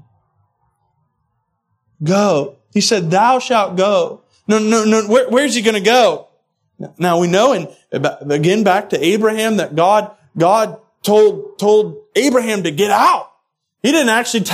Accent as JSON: {"language": "English", "country": "United States", "said": "I'm an American, so I'm a mutt"}